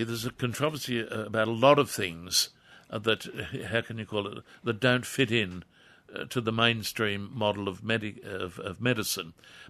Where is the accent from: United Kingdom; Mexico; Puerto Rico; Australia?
United Kingdom; Wallsend, North East England; When I was a very young person, that's a long time ago, Jane, growing up in Crest Road, Wall's End, I can remember Friday night being given a preparation of cod liver oil